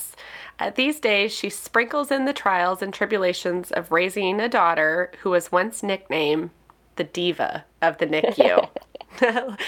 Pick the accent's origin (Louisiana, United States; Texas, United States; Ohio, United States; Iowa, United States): Iowa, United States; now in Minneapolis, United States; I'm a Midwestern girl. I grew up in Iowa and I live in Minneapolis now.